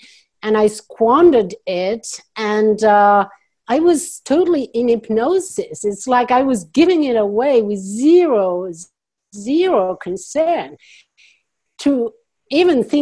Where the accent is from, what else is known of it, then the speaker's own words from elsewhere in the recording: France; accent: French; English is a second language; now in United States; I'm French originally, so you hear my accent. Some people wonder, so I'm going to just say it. I am French, yes, but I live in the U.S. now